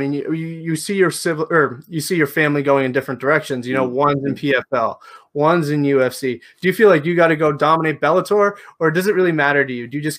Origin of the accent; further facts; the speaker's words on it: Canada; I'm from Canada